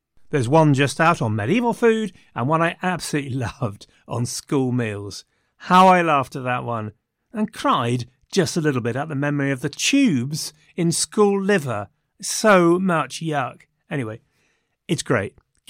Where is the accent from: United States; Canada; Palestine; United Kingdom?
United Kingdom; England; And of course, we are English